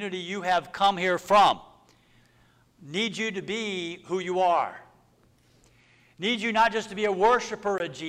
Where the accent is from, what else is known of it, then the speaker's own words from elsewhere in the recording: Texas, United States; I was from Texas. Which I am.